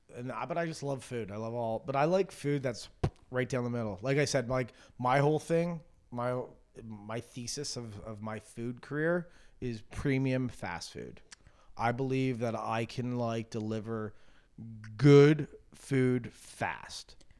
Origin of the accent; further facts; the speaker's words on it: Canada; moved away; growing up in Canada